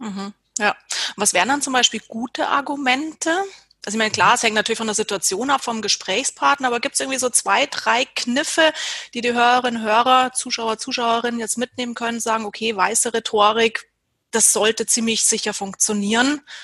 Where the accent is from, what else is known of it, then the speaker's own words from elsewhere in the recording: Germany; bei uns in Deutschland